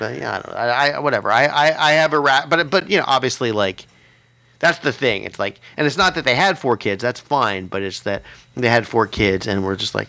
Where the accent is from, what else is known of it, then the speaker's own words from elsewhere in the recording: Phoenix, Arizona, United States; I grew up in Phoenix